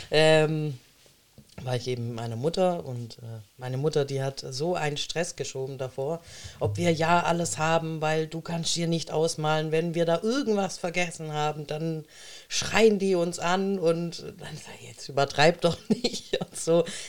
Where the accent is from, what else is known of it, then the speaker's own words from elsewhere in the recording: Baden-Württemberg, Germany; also born or lived in Monte San Giacomo, Italy (maternal family); ich ähm, bin Italienerin, ähm, bin aber hier geboren